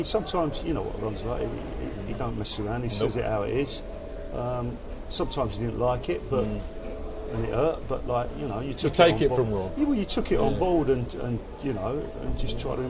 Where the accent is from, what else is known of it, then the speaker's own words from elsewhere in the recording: London, United Kingdom; I was born in Wimbledon